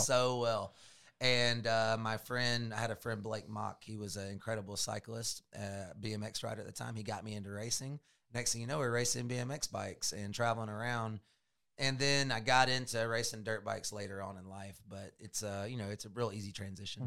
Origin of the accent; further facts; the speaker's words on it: Georgia, United States; also born or lived in Florida; We moved back to Georgia from Florida.